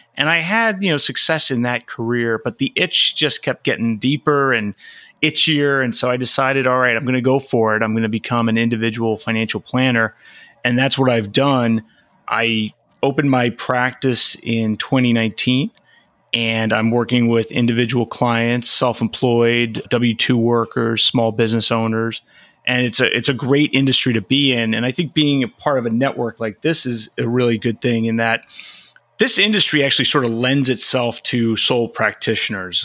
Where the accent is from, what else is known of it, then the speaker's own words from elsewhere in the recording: Long Island, New York, United States; moved away as an adult; also born or lived in Flushing, Queens / Arlington, Virginia; now in California, United States; spent a lot of my childhood on Long Island